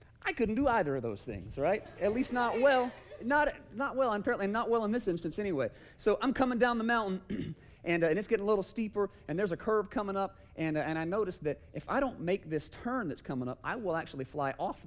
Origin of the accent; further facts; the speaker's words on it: Kennesaw, Georgia, United States; also born or lived in Paulding County, Georgia; I grew up in Kennesaw